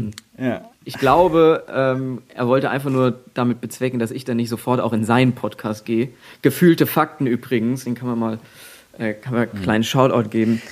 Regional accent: at the border to Hesse, Bavaria, Germany; ich komme ja aus, aus dem letzten Fitzelchen Bayern quasi, gerade an der Grenze zu Hessen

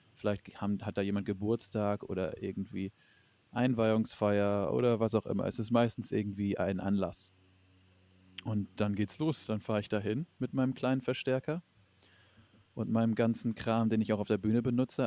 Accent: Flensburg, Schleswig-Holstein, Germany; now in Hamburg, Germany; Also ich komme gebürtig aus Flensburg

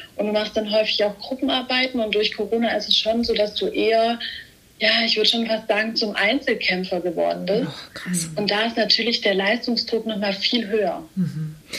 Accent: Stuttgart, Baden-Württemberg, Germany; ich komme aus Stuttgart, bin 23 Jahre alt

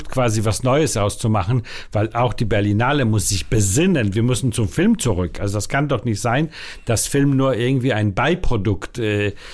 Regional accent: Warsaw, Masovian Voivodeship, Poland; Warschau geboren und da und da aufgewachsen und so weiter. Aber Hamburg hat eine große Rolle in der Familie gespielt.

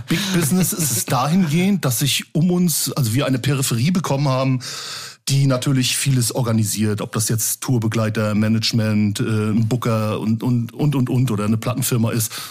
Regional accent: Rostock, Mecklenburg-Vorpommern, Germany; Wo ich geboren bin, in der, in der Hansestadt, in der wunderschönen Hansestadt Rostock.

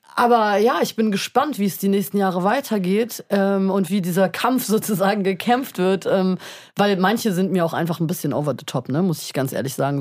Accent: Berlin, Germany; wir kommen aus Berlin, hier ist irgendwie eine Metropole

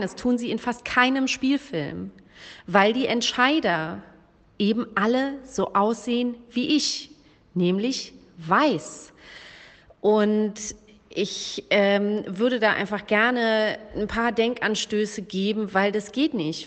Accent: Germany; ich bin weiß und in Deutschland geboren

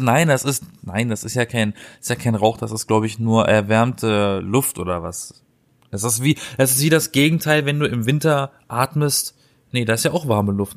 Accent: Black Forest, Baden-Württemberg, Germany; now in Berlin, Germany; ich komme aus dem Schwarzwald. Da, da, da, wurden die Brezeln erfunden.

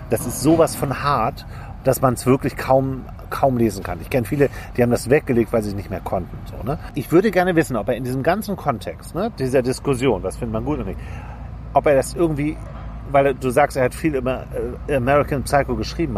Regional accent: Hamburg, Germany; moved away; wir sind ja beide Hamburger, wir leben auf dem Land inzwischen beide

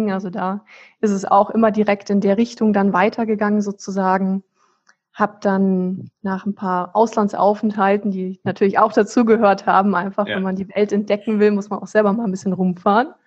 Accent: Flensburg, Schleswig-Holstein, Germany; Also ich, ich bin ja selber so ein deutsches Nordlicht. Ich komme hier aus Flensburg im Ursprung, das ist an der dänischen Grenze ganz oben

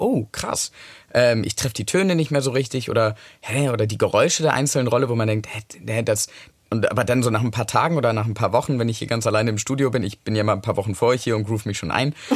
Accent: United Kingdom; ich bin doch Brite

